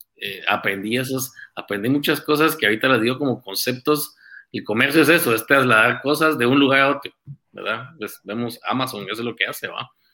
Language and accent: Spanish; Guatemala City, Guatemala Department, Guatemala; nací en Guate, aquí en, la ciudad de Guate. Eh, pasé mi, toda mi juventud, mi niñez, Colegio Americano de Guatemala